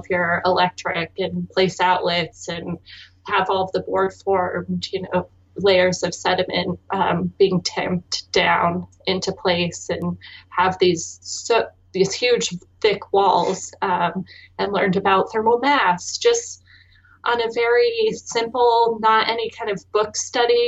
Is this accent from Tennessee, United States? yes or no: no; Phoenix, Arizona, United States; I was born and raised in Phoenix, Arizona